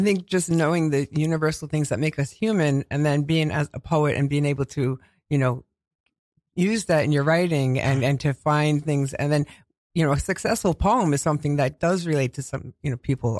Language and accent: English; New York City, New York, United States; accent: Queens; I grew up in, um, in Queens all my life, and I've been told I have a Queens accent